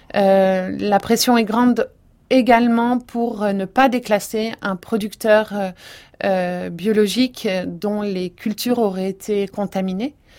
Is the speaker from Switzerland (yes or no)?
no; Provence-Alpes-Côte d'Azur, France; je viens de Provence